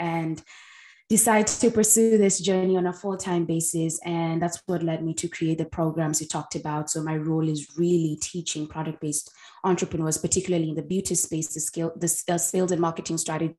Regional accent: Kenya; I grew up in Kenya where entrepreneurship was not the norm

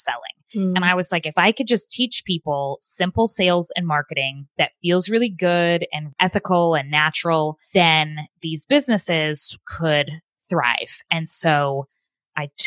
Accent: Phoenix, Arizona, United States; I grew up in Phoenix, Arizona.

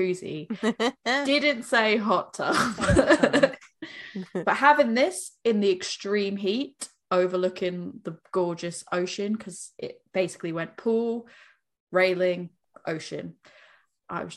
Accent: United States; now in United Kingdom; I'm American

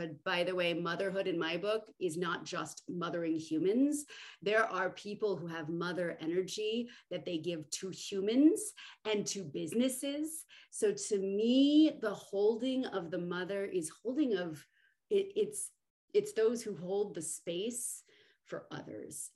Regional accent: Southern California, United States; moved away; I came from Southern California

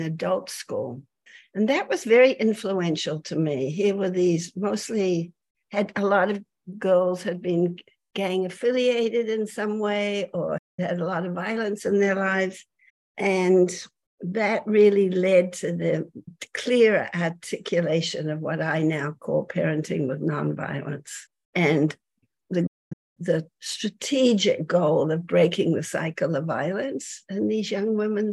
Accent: New Zealand; moved away as an adult; I'm from New Zealand originally. I came here at the end of the 60s

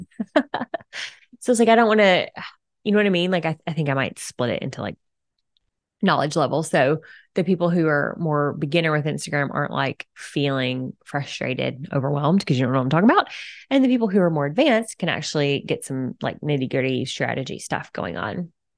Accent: Alabama, United States; moved away as an adult; also born or lived in Florida / San Diego; now in Cincinnati, United States; I was born and raised in Alabama

